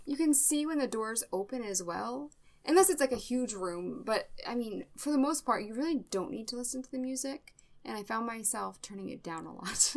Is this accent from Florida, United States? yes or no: no; Massachusetts, United States; I am from Massachusetts